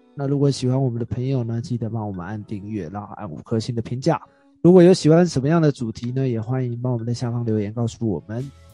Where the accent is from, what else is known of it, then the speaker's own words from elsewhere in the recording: Taiwan; 我们台湾人